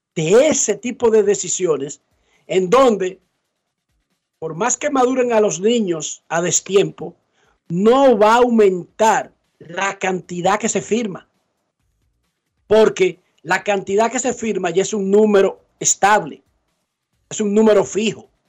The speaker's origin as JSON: {"language": "Spanish", "country": "Dominican Republic", "said": "nosotros somos del Caribe, nosotros somos sol de playa, nosotros eh, somos además un país pobre."}